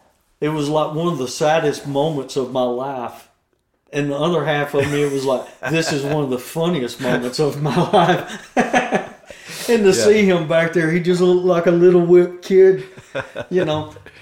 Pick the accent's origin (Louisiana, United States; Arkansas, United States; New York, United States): Arkansas, United States; I'm the hillbilly from Arkansas. I grew up in the middle of Arkansas in a town that's got 289 people.